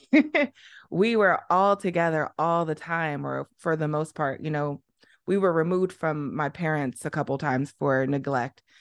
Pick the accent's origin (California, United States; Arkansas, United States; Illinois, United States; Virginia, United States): Illinois, United States; East St. Louis; moved away as an adult; also born or lived in Arizona / Liberia; now in Beijing, China; I'm from Illinois, Southern Illinois, not Chicago